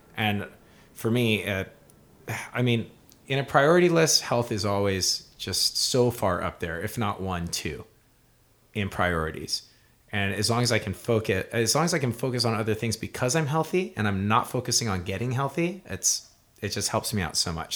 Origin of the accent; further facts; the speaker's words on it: Hawaii, United States; moved away as an adult; now in Southern California, United States; I'm a musician from Hawaii. I moved out to California